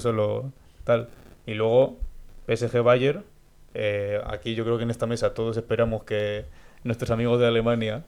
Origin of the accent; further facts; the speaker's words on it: Spain; nota que somos españoles